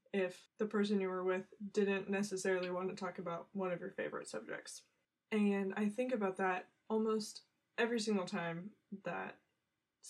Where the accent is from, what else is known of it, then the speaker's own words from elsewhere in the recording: United States; I'm living in America. I'm an American